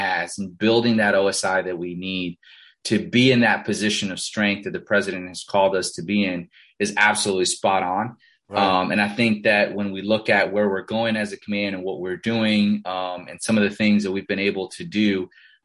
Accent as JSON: {"language": "English", "town": "Miami", "region": "Florida", "country": "United States", "tie": "born or raised there", "also_born_or_lived": "Costa Rica", "first_language": "Spanish", "second_language": "English", "said": "I grew up in Miami, and I'm Hispanic, right? I'm Latino, born in Costa Rica, Parents immigrated here, when I was five. Spanish is my first language"}